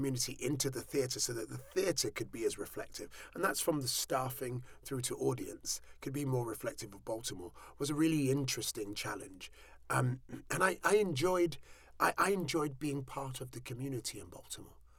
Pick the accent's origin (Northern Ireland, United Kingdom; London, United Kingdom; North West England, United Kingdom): London, United Kingdom; Southall; I was born in Southall